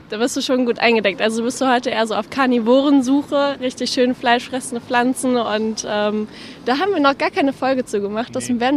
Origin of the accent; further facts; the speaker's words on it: Bavaria, Germany; Wir kommen aus Bayern. Aus Bayern? Ähm, aus der Nähe von Nürnberg.